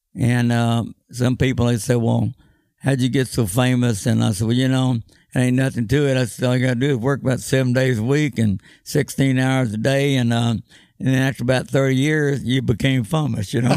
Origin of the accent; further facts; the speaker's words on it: Austin, Texas, United States; when I was growing up in Austin, Texas.